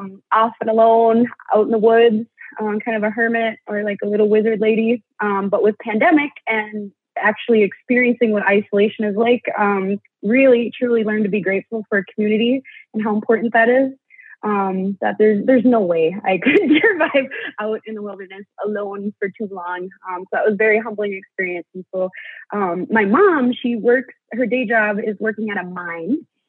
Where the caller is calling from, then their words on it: Minnesota, United States; I'm Bear Clan, and I am phoning in from the Lake Vermilion Reservation, which is District 2 of the Boys Fort Band of Chippewa in northeastern Minnesota.